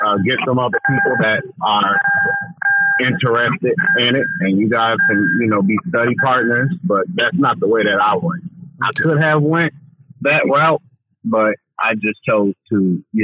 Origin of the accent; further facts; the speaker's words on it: Chicago, Illinois, United States; growing up in Chicago on the South Side